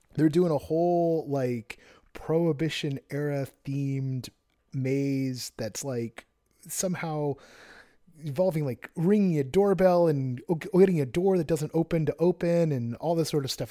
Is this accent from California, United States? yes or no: yes; Orange County, California, United States; I was born in Orange County